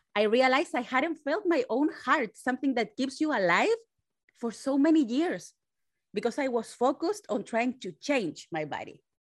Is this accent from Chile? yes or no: yes; Chile; now in San Francisco, United States; I was made in Chile. Now I live in San Francisco, California. So I'm Latina